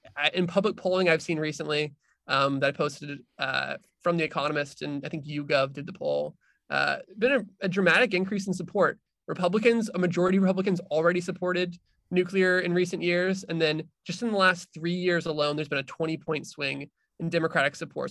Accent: Arizona, United States; moved away as an adult; now in Washington, D.C., United States; I am from Arizona originally.

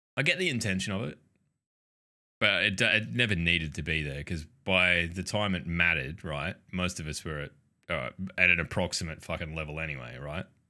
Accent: Australia; we're Australian. We just mispronounce everything.

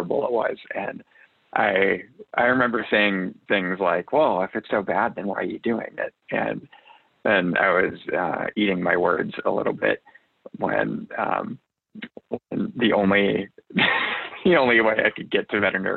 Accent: just outside Chicago, Illinois, United States; also born or lived in Des Moines, Iowa / New York; I grew up in the Midwest, just outside Chicago, and then moved to Iowa for undergrad

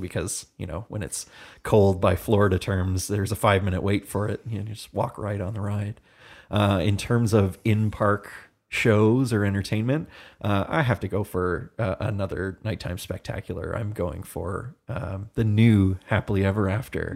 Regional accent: Hamilton, Ontario, Canada; I am from Hamilton, Ontario

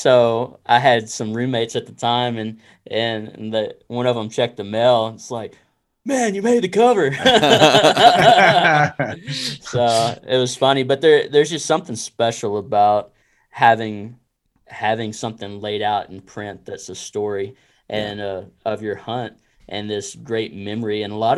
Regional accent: Texas, United States; now in Arkansas, United States; Oh, you know, I've only been here about 3 years. I'm from Texas.

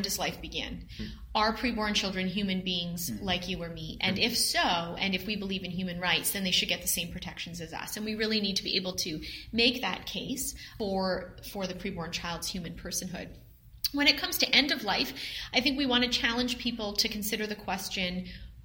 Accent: Canada; being a Canadian myself

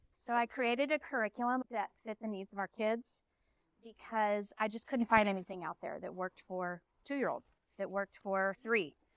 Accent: Dallas, Texas, United States; We're from Dallas

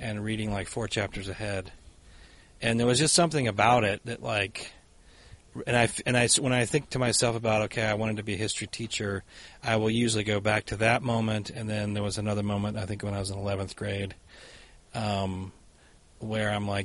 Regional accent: the South, United States; moved away as an adult; also born or lived in Boston, Massachusetts; now in Minnesota, United States; I grew up in the South, so you go to the church all the time

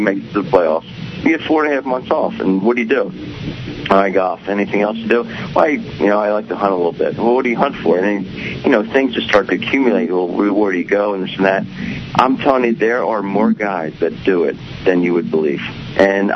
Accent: Aston, Pennsylvania, United States; I grew up in Aston, Pennsylvania

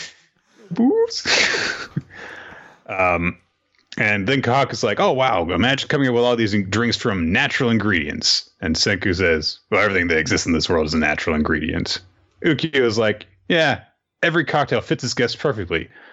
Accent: the South, United States; I'm from the South

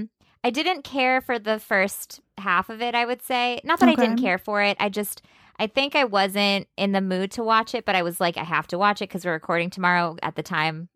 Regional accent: East Coast, United States; I also grew up there

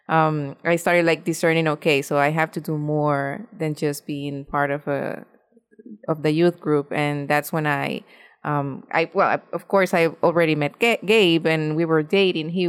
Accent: Honduras; English is a second language; moved away as an adult; now in United States; I am from Honduras. I was born and raised there. Um, my family is very Catholic.

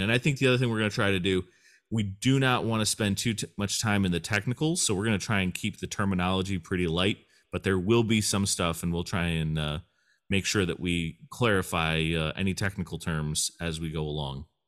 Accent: United States; I am an American man

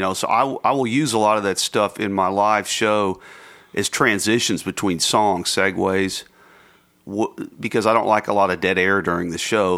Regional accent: United States; also born or lived in Texas / Mississippi; growing up in Texas and Mississippi

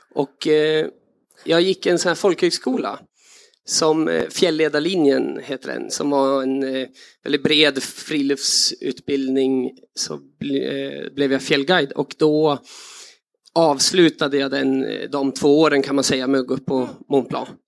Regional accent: Östersund, Jämtland, Sweden; jag växte upp i Jämtland med mycket friluftsliv

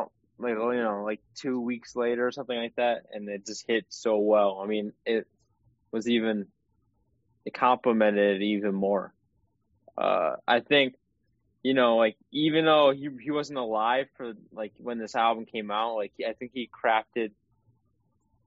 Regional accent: Michigan, United States; We're both from Michigan

